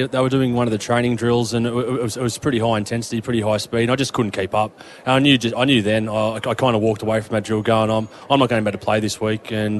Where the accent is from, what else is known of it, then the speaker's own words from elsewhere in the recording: Wollongong, New South Wales, Australia; I grew up in Wollongong.